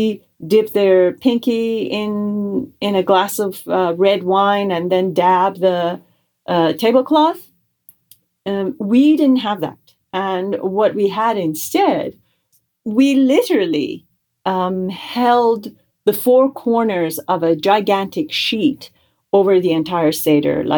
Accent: Tehran, Tehran Province, Iran; now in United States; I was born and raised in Tehran, Iran, in a Jewish family. And I emigrated to the United States in 1985

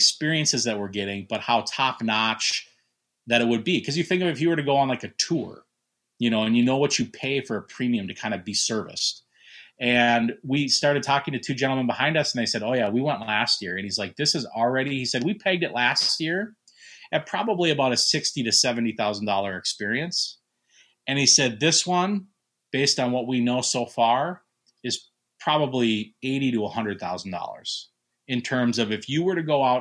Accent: Fargo, North Dakota, United States; now in St. Paul, United States; I'm originally from Fargo, North Dakota, but I've lived in the cities now for over half my life

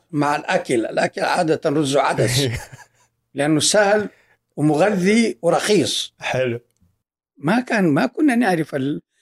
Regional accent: Saudi Arabia; لما تعد مين اللي عندهم آه، شهادات في الطب الوقائي هم ثلاثة وأنا رابعهم سعوديين

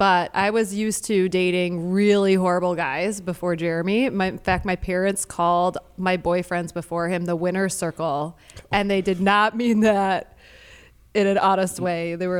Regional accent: Detroit, Michigan, United States; And I'm from Detroit, so I'm the city girl.

